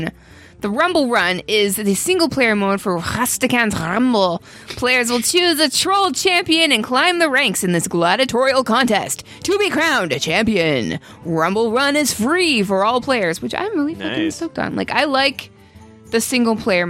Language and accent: English; Ottawa, Ontario, Canada; now in New York, United States; where I grew up in Canada